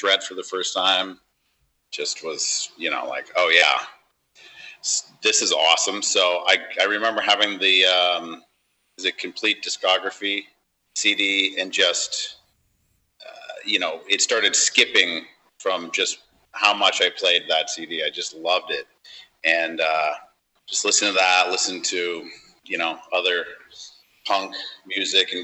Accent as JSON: {"language": "English", "town": "San Diego", "region": "California", "country": "United States", "said": "I'm from San Diego"}